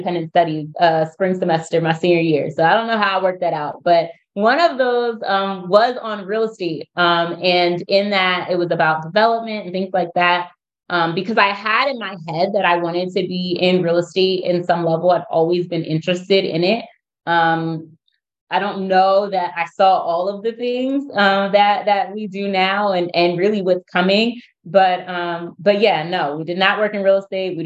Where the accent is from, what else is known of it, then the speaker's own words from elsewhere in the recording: United States; now in Baltimore, United States; I'm from outside of Philadelphia, about an hour from Baltimore.